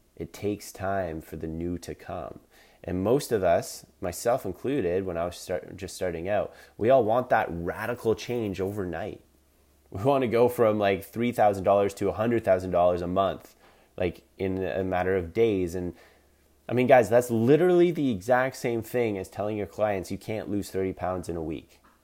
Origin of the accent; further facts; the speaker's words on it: Collingwood, Ontario, Canada; in my hometown in Collingwood, Ontario, Canada